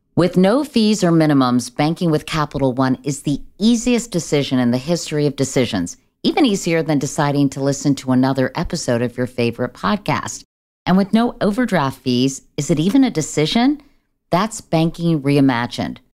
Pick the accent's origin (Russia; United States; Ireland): United States; Virginia; I grew up in Virginia